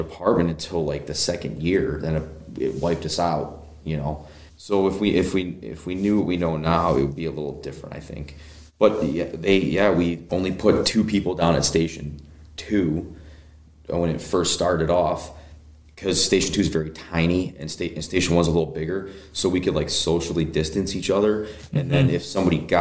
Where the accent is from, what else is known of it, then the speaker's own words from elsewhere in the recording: Brunswick, Ohio, United States; I'm a hometown Brunswick kid. I born and raised